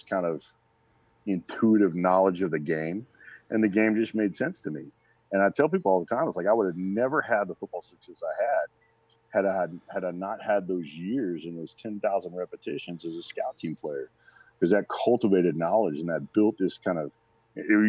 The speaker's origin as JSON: {"language": "English", "town": "Little Rock", "region": "Arkansas", "country": "United States", "tie": "born or raised there", "also_born_or_lived": "Texas", "moved": "yes", "said": "I was born in Little Rock, Arkansas. I love being an Arkansas kid, man. I grew up watching the Razorbacks"}